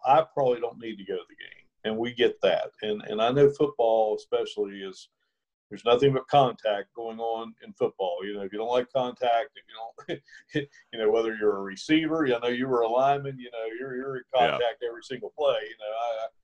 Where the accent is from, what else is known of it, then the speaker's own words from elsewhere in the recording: Ripley, West Virginia, United States; just being here in my hometown